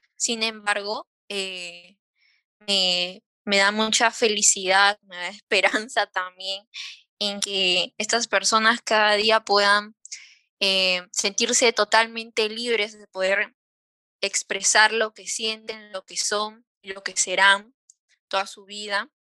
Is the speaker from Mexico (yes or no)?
no; Peru; nosotras las tres somos peruanas